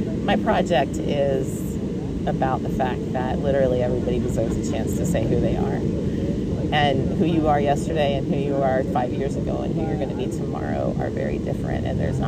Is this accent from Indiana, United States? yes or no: no; Texas, United States; Because we're from Texas, right?